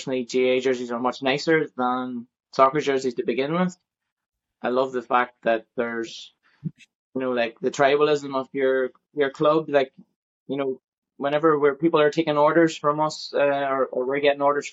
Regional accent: Ballymaguigan, Northern Ireland, United Kingdom; moved away as an adult; now in Armagh, United Kingdom; originally I'm from Ballymacquigan in County Derry

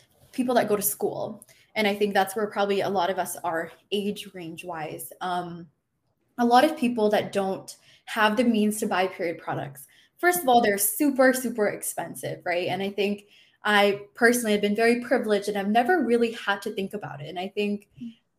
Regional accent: Michigan, United States; moved away as an adult; now in Florida, United States; I'm personally not from Florida, I'm from Michigan

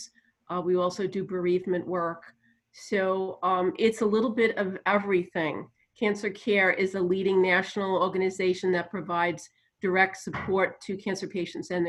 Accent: New York, United States; accent: New Jersey and New York; moved away; also born or lived in New Jersey; Yeah, I guess I have that accent. It's partly New Jersey and New York because I grew up in New York

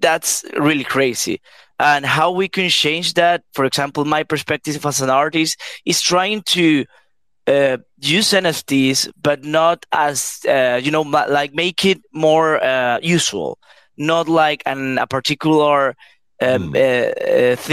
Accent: Peru; I'm from Peru

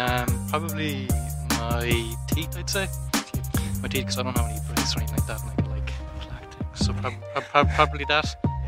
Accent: Ireland; I feel pretty lucky being Irish

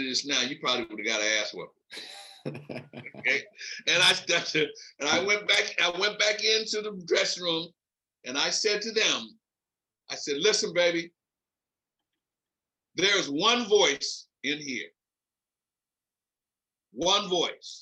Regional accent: Philadelphia, Pennsylvania, United States; moved away as an adult; also born or lived in Nebraska; I come from Philly. I'm a hood rat. I come from a large family.

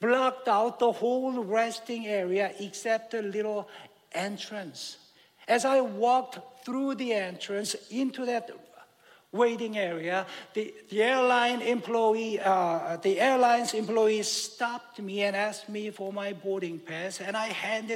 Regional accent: South Korea; moved away; I grew up in Korea back in the late 60s and early 70s

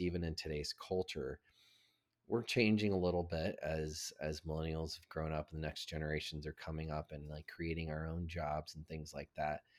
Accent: the South, United States; I grew up in the South

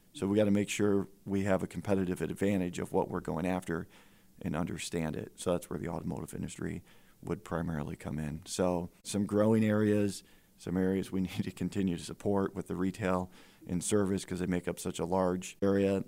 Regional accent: Fremont, Ohio, United States; now in Findlay, United States; I grew up in Fremont, Ohio

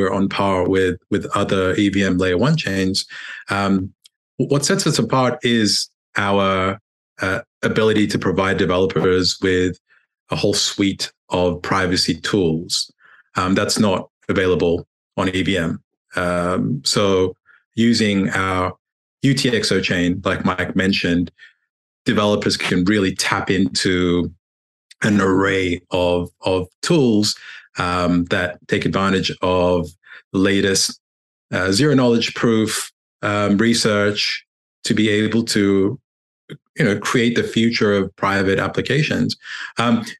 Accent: Australia; moved away; also born or lived in United Kingdom; I grew up in Australia

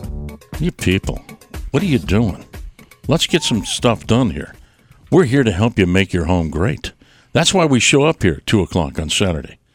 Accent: Detroit, Michigan, United States; moved away; I'm from Detroit

